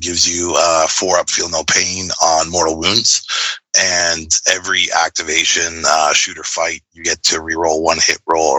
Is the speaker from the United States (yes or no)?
no; Vancouver, British Columbia, Canada; I'm from Vancouver, BC. Tournament was in Nanaimo. So, it's a three-hour sort of trip to get there. But, so from British Columbia, Canada.